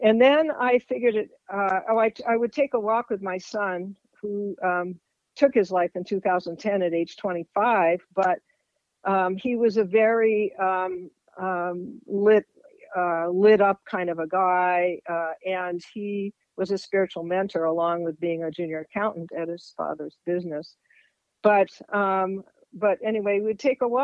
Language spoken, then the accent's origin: English; East Coast, United States; moved away as an adult; also born or lived in Eastern European Jewish heritage; now in Fairfield, Iowa, United States; I grew up on the East Coast. And that's where I came from